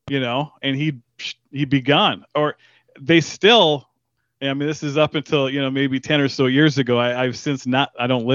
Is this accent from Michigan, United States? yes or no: yes; Negaunee, Michigan, United States; Grew up in the UP, the Upper Peninsula of Michigan.